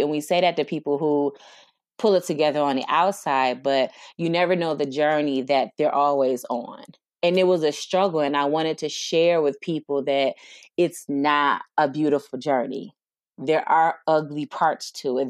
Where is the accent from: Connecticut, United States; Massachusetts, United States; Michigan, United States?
Michigan, United States; Detroit; I am from Detroit, Michigan, born and raised